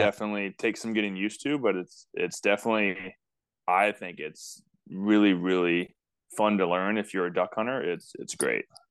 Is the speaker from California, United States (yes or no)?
yes; Bay Area, Northern California, United States; I grew up in Northern California in the Bay Area